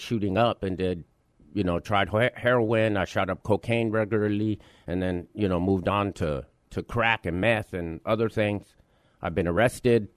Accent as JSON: {"language": "English", "town": "Los Angeles", "region": "California", "country": "United States", "tie": "born or raised there", "said": "I, I'm born and raised in Los Angeles, you know, between downtown and East L A."}